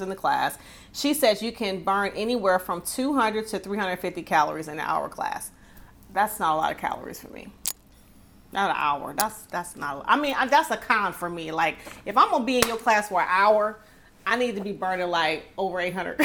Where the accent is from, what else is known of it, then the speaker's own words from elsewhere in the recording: Detroit, Michigan, United States; I'm from Detroit